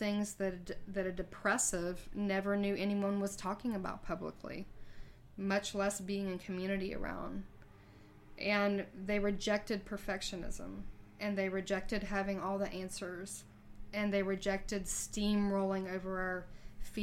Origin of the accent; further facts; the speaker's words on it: Myrtle Beach, South Carolina, United States; moved away as an adult; my hometown of Myrtle Beach